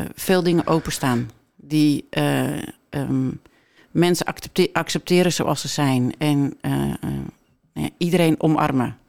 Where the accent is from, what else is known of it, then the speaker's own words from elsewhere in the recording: Netherlands; also born or lived in Mexico; ik ben opgegroeid op Camping Molengroet